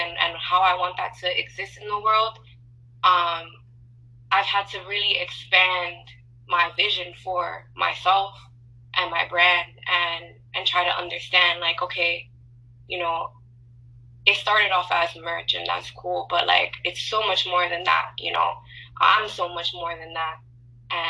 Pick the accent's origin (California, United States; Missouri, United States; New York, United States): New York, United States; New York City; also born or lived in Dallas; growing up in New York my whole life